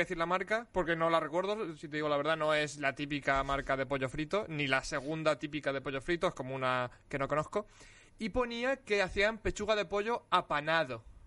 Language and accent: Spanish; Alicante, Valencian Community, Spain; soy de Alicante y, yo no conozco la nieve